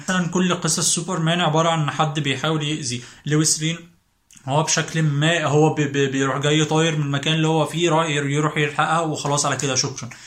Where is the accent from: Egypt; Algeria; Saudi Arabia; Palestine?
Egypt; إحنا كمصريين